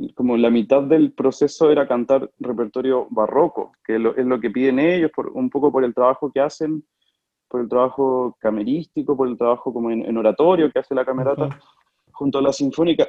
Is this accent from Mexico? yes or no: no; Talca, Maule, Chile; also born or lived in Argentina / Milan, Italy; soy de Talca, eh, me considero talquino, pese a que no nací en Talca, soy argentino.